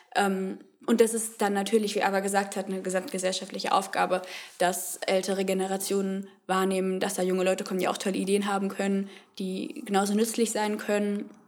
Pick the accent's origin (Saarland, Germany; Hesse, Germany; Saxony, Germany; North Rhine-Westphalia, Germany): Hesse, Germany; Frankfurt; ich komme hier aus Frankfurt, wo wir uns auch gerade befinden, wohne da eigentlich auch schon immer.